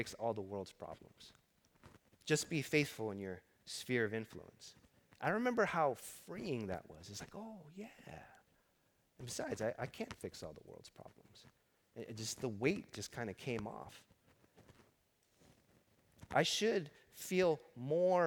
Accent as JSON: {"language": "English", "town": "Los Angeles", "region": "California", "country": "United States", "tie": "born or raised there", "said": "I grew up in East L.A. I started working at 7-Eleven in East L.A. as a teenager"}